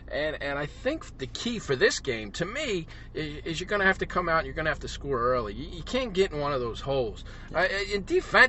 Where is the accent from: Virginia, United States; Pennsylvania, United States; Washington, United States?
Pennsylvania, United States; Philadelphia; I'm from Philadelphia, so it's a hoagie guy.